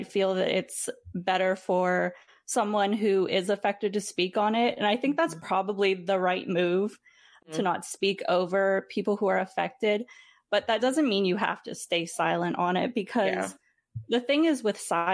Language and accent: English; Philippines; speaking from my perspective as a Filipino individual